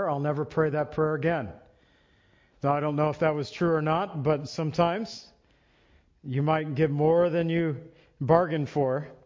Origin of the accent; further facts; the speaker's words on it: Illinois, United States; Well, at least I was born in Illinois, Lily in Mexico, but uh, living in Illinois it was no problem for us.